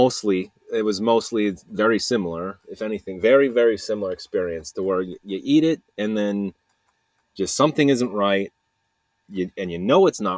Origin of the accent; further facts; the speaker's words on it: Salt Lake City, Utah, United States; I'm from Salt Lake